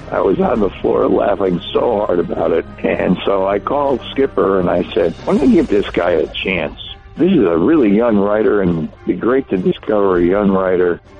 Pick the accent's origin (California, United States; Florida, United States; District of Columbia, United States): District of Columbia, United States; Washington; I grew up in D.C.